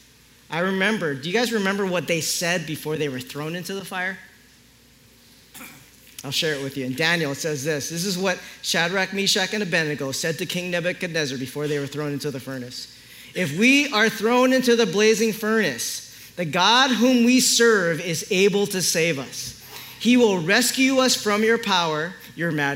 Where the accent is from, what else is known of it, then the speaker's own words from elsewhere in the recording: Philippines; I'm Filipino